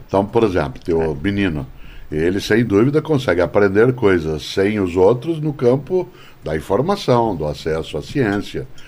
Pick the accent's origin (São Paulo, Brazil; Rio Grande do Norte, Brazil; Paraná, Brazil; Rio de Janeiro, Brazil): Paraná, Brazil; Londrina; Eu fui educado em Londrina, cidade onde nasci